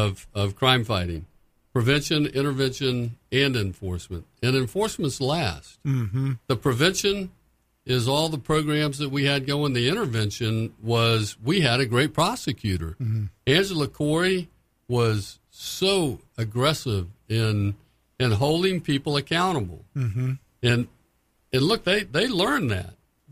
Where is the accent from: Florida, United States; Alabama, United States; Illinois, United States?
Florida, United States; I'm a Republican from Florida.